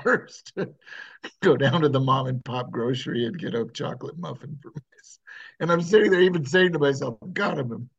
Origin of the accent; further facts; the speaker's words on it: New England, United States; now in San Francisco Bay Area, United States; growing up in New England